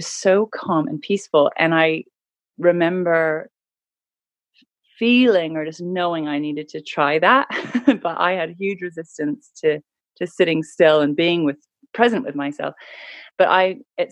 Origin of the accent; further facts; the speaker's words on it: Canada; So I grew up in Canada in a really beautiful part of the world